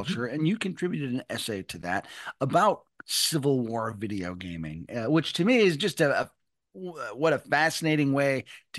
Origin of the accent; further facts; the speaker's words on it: Western New York, United States; I come from Western New York